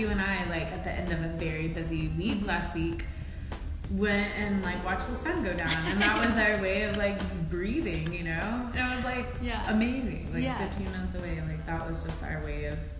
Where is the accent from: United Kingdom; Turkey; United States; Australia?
United States; Texas; also born or lived in Boston, Massachusetts; now in Chattanooga, United States; growing up in Texas